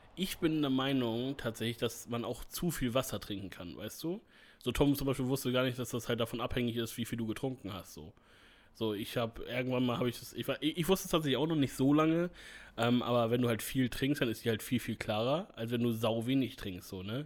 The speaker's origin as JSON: {"language": "German", "region": "Northern Germany", "country": "Germany", "said": "ich bin durchweg Norddeutscher und da bin ich auch stolz drauf"}